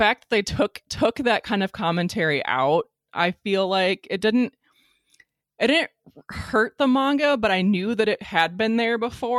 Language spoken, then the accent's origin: English; United States; I say that as an American